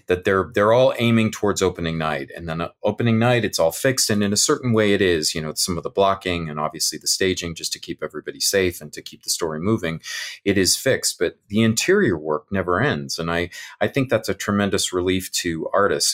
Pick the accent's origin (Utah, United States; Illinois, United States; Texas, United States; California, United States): California, United States; moved away; in the California schools where I grew up in the California schools